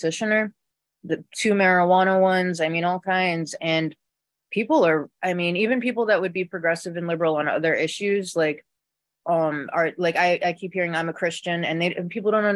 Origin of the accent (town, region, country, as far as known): Florida, United States; born or raised there